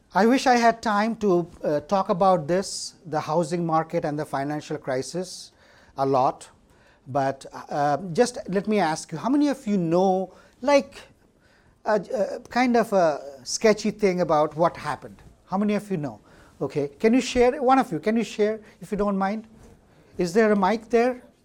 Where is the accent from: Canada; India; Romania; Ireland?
India; moved away as an adult; now in United States; I'm from India and I did my college education